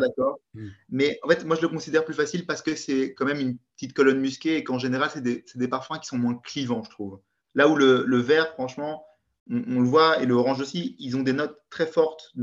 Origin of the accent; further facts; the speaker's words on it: Belgium; je suis belge.